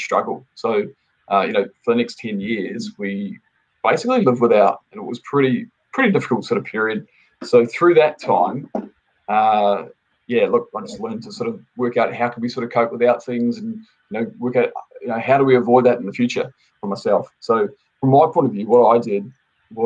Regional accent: New Zealand; moved away; I'm originally from New Zealand, so I'm a Kiwi. I've been here for probably almost 17 years now. Originally, I was off a dairy farm back in New Zealand.

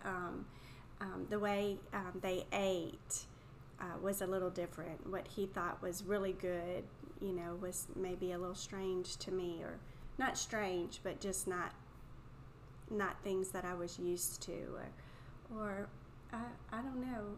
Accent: South Louisiana, United States; moved away as an adult; also born or lived in Chile; I'm from South Louisiana

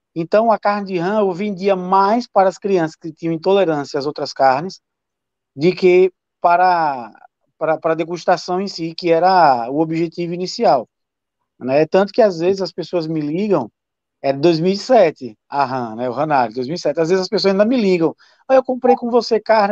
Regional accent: Sergipe, Brazil; eu como sergipano

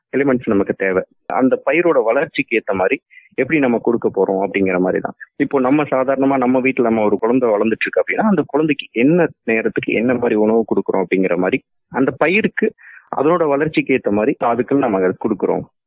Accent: Dharmapuri district, Tamil Nadu, India; moved away as an adult; also born or lived in Queensland, Australia; now in Australia; நான் தமிழ்நாட்டில் தருமபுரிங்கிற டிஸ்ட்ரிக்ட்ல பிறந்தேன்

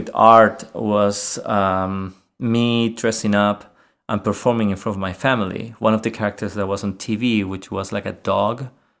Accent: Chile; English is a second language; moved away as an adult; now in Sweden; I am from Chile, yes.

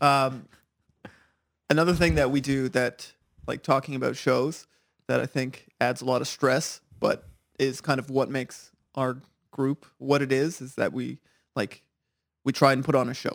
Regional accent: Ottawa, Ontario, Canada; I'm from Ottawa, I live there.

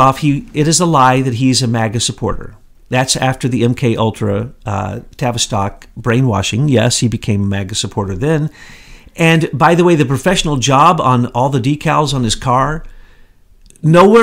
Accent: the Ozarks, United States; I'm from the Ozarks.

